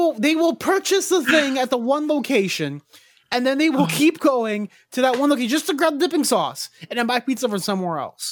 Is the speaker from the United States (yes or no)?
no; Canada; we're all Canadian